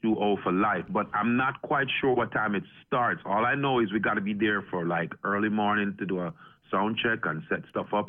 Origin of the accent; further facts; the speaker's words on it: Jamaica; I'm from Jamaica